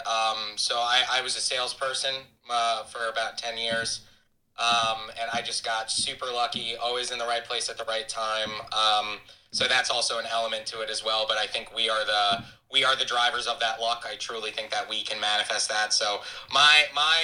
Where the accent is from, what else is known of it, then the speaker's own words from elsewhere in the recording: Hamptons, Long Island, New York, United States; I got into real estate in the Hamptons. It's where I'm from. I'm from New York, Long Island, the East End